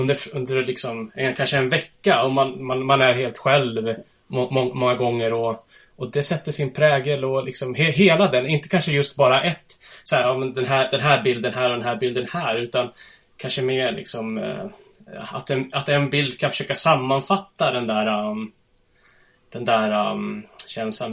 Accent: Huddinge, Stockholm County, Sweden; moved away as an adult; now in Östersund, Sweden; Jag är född och uppvuxen i Huddinge söder om Stockholm

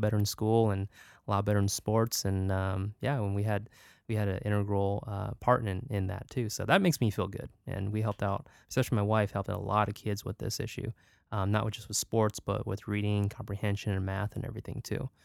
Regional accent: Stockton, California, United States; also born or lived in Davis, California / New York; growing up in Stockton and went to Davis

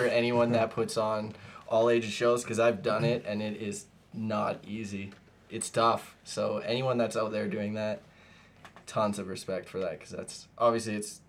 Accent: Strathmore, Alberta, Canada; now in Calgary, Canada; I'm from Strathmore, which is 30 minutes east of here

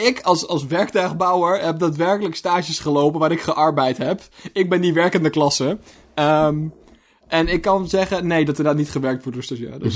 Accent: Zeeland, Netherlands; wij komen uit Zeeland

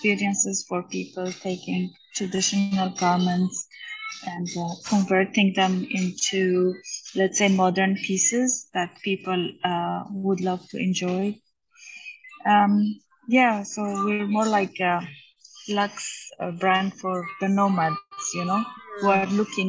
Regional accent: Armenia; moved away; Armenia, my hometown

